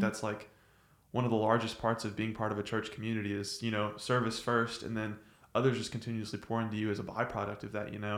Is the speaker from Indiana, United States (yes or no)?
no; Nacogdoches, Texas, United States; I'm from Nacogdoches